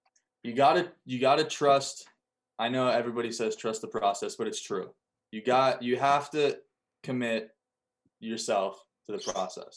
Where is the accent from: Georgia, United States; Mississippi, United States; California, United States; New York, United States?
California, United States; moved away as an adult; now in Ellensburg, United States; I'm glad I grew up in California